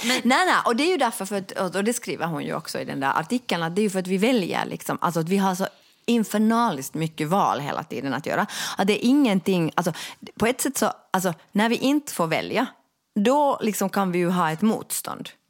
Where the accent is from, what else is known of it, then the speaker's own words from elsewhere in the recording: Finland; vi de facto är en diskriminerad folkgrupp